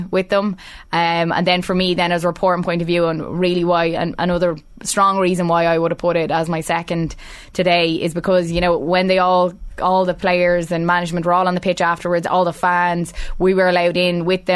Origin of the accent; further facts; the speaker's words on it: Meath, Leinster, Ireland; I'm from Meath